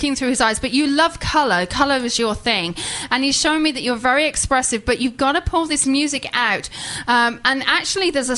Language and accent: English; England, United Kingdom; I'm English